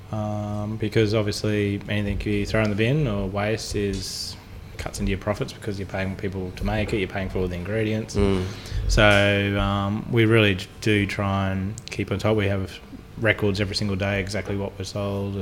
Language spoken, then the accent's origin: English; Pittsworth, Queensland, Australia; When I was a kid, my auntie had a cattle farm. I'm from Pittsworth, outside Toowoomba